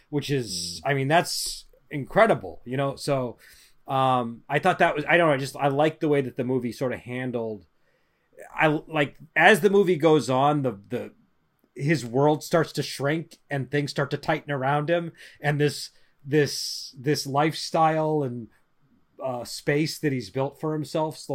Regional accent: Boston, Massachusetts, United States; accent: Boston; now in California; I, I lost my Boston accent. I know Joel accused me of having it last week, but like I moved

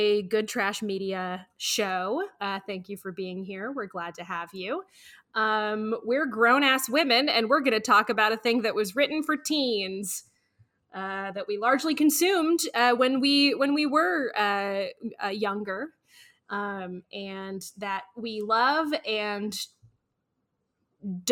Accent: Norman, Oklahoma, United States; I grew up around Norman, Oklahoma

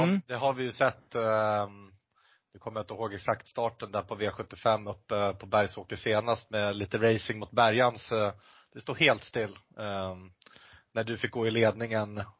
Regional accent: Orviken, Jämtland, Sweden; moved away; jag kommer ju från eh, Orviken ifrån början

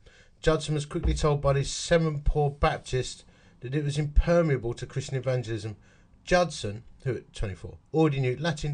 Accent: Essex, East of England, United Kingdom; accent: Essex; That's actually my accent. That is my Essex accent.

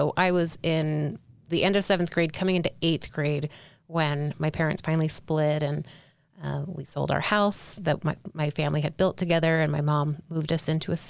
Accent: South Carolina, United States; I grew up LDS in South Carolina

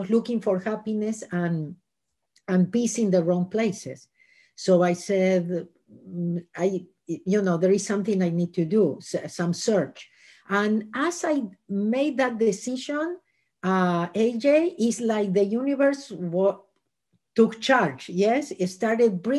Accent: Argentina; moved away as an adult; now in Los Angeles, United States; I was born in Argentina and I lived in Los Angeles for the last 37 years.

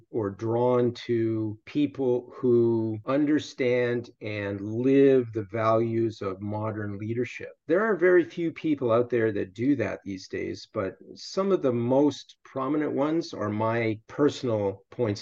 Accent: Canada; moved away as an adult; also born or lived in Iowa, United States / Middle East; I went to university in the States, even though I'm Canadian

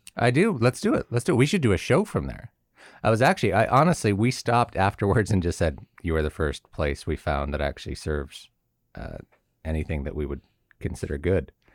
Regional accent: Southern California, United States; now in Connecticut, United States; I'm from Southern California

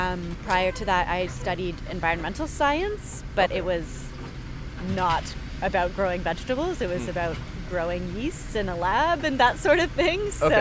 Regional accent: Canada; Yes, I am from Canada. Yeah. I should mention that. So before I moved here

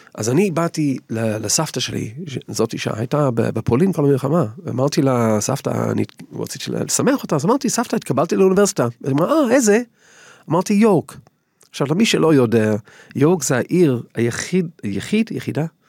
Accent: England, United Kingdom; Hebrew is a second language; moved away as an adult; now in Israel; אני גדלתי באנגליה

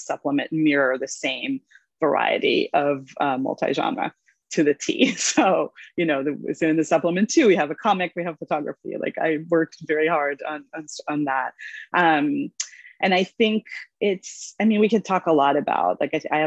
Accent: Israel; English is a second language; moved away as an adult; also born or lived in Los Angeles, United States; now in New York, United States; I was born in Los Angeles, but I grew up in Israel and English is my second language. And I only moved to New York in my 20s

